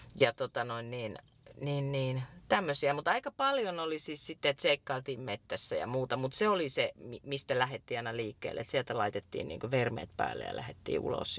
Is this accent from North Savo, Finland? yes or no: no; Iijoki river valley, North Ostrobothnia, Finland; mä oon syntynyt Iijokivarissa semmoiseen vanhaan rintamamiestaloon